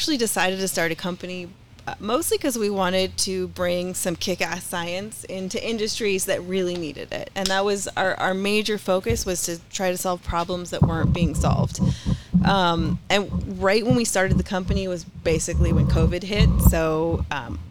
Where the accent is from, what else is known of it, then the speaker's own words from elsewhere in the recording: Colorado, United States; I am a native from Colorado